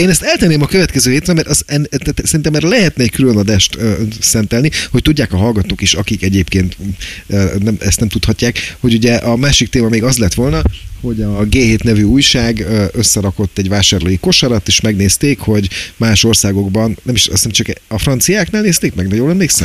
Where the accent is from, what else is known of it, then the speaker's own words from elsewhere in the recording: Pécs, Baranya, Hungary; moved away as an adult; now in Budapest, Hungary; Pécsi vagyok eredetileg, huszonnyolc éves koromig ott laktam